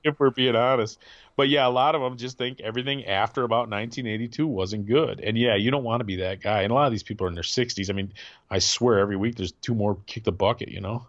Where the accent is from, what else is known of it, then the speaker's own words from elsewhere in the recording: Midwest, United States; also born or lived in Grand Rapids, Michigan; being a Midwesterner